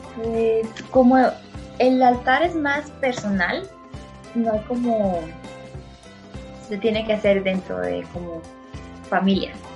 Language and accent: Spanish; San Luis Potosí, Mexico; yo soy de México, de un lugar llamado San Luis Potosí